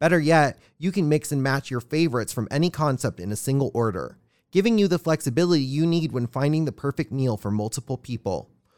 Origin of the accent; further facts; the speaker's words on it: Hawaii, United States; I'm from Hawaii.